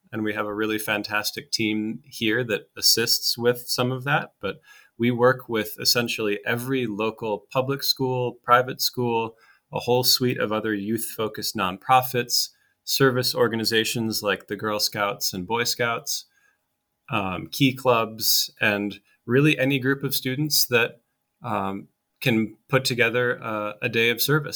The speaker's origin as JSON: {"language": "English", "town": "Austin", "region": "Minnesota", "country": "United States", "tie": "born or raised there", "moved": "yes", "said": "my hometown, um, Austin, Minnesota, very small town in, in southern Minnesota"}